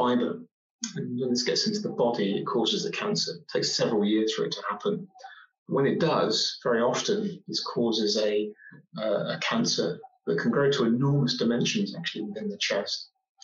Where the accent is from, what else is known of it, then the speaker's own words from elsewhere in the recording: Oxford, South East England, United Kingdom; I grew up in Oxford. I was born in Oxford and represented the city.